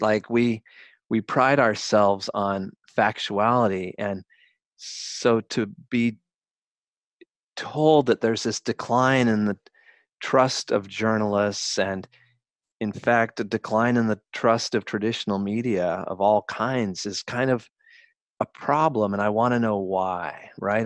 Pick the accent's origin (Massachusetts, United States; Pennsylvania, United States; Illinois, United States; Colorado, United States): Colorado, United States; also born or lived in Bronx, New York; now in New York, United States; I'm from Colorado